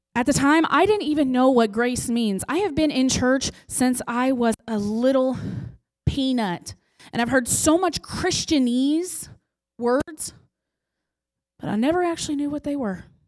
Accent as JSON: {"language": "English", "town": "Bosworth", "region": "Missouri", "country": "United States", "tie": "born or raised there", "moved": "as an adult", "lives_now": "Chillicothe, United States", "said": "I grew up in Bosworth"}